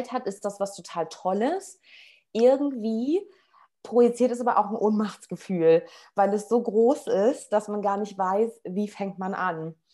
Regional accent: Berlin, Germany; moved away as an adult; now in Portugal; Ich ähm, bin gerade oder lebe gerade in Portugal. Ähm, ich komme aber ursprünglich aus Berlin und ähm, bin sozusagen meinem Herzen gefolgt und letztes Jahr im Juli nach Portugal gegangen.

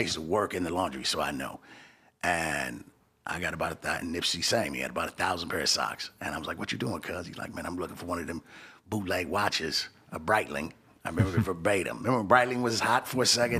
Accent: Los Angeles, California, United States; moved away as an adult; now in Arizona, United States; I'm from sixties. And that's a bl-, black peace stone neighborhood

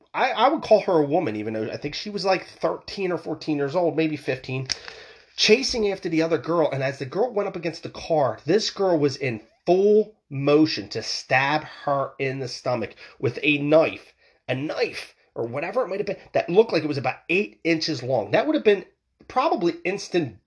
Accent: Philadelphia, Pennsylvania, United States; I'm from the Philadelphia area myself

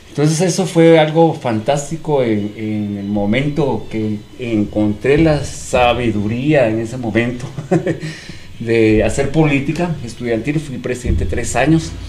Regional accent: Guatemala; Hablamos como chapines, coloquialmente.

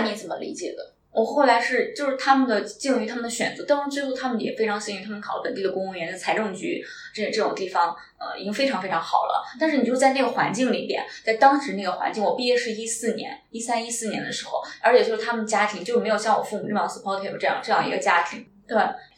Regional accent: Luoyang, Henan, China; now in Shanghai, China; 我老家是河南洛阳

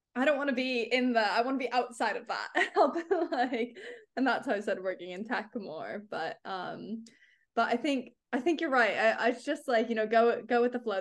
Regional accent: California, United States; now in London, United Kingdom; I'm from California

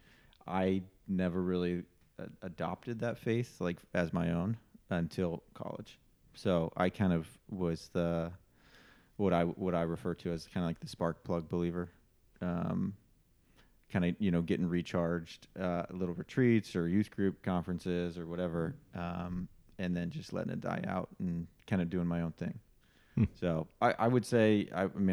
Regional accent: Columbus, Ohio, United States; I grew up in Columbus, Ohio, one of four kids

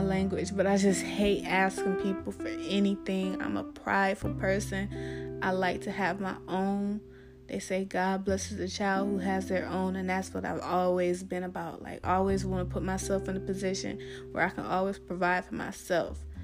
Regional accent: Ohio, United States; moved away as an adult; now in Atlanta, United States; I'm originally from Ohio

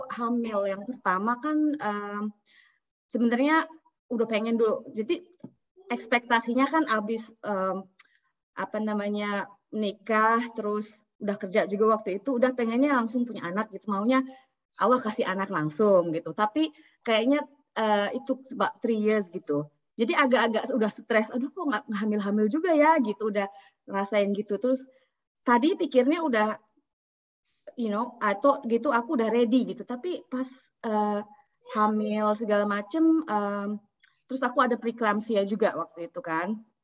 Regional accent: Indonesia; moved away; keluarga saya di Indonesia

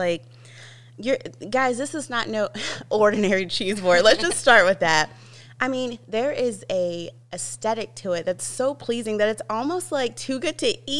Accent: Chesterfield, Virginia, United States; I grew up in Chesterfield

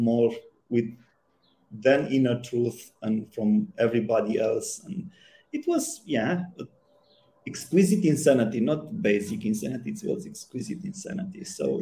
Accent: Romania; I grew up in Romania in the communist time

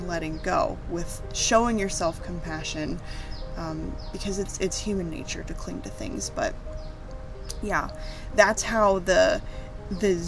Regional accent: United States; moved away; my home country, the United States

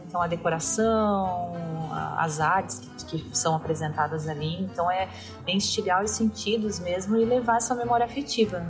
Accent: Balneário Camboriú, Santa Catarina, Brazil; moved away as an adult; also born or lived in São Paulo; eu sou de Balneário Camboriú

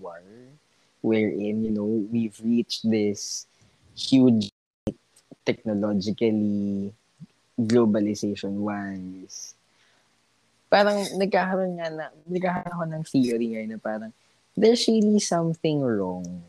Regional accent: Philippines; all there is in our very core as a Filipino people is survival

